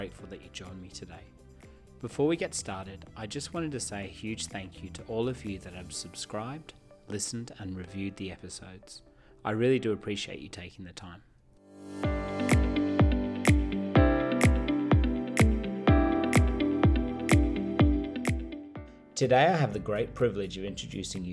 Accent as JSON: {"language": "English", "region": "England", "country": "United Kingdom", "tie": "born or raised there", "said": "I was born in England, and I grew up drinking tea"}